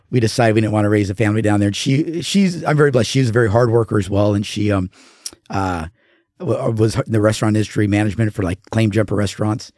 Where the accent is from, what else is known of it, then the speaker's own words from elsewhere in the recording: La Mirada, California, United States; also born or lived in Orange County, California; now in Oregon, United States; I grew up in Southern California um, and had some really good friends down there, uh, LA County, and then we moved to Orange County.